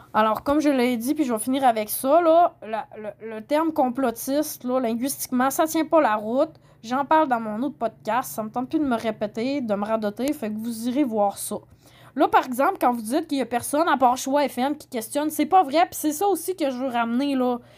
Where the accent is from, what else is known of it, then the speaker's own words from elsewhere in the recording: Saguenay, Quebec, Canada; moved away; je viens du Saguenay, je connais bien les régions. Euh, j'ai habité à Québec pendant 10 ans